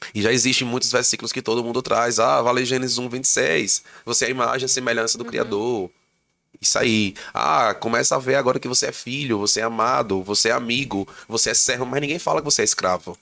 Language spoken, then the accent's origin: Portuguese; Santa Cruz do Capibaribe, Pernambuco, Brazil; moved away as an adult; now in Caruaru, Brazil; eu sou daqui de Santa Cruz do Capibaribe